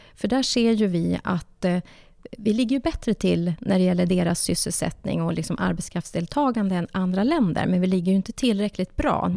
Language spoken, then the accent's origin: Swedish; Norrbotten County, Sweden; jag är uppvuxen i arbetarklass i Norrbotten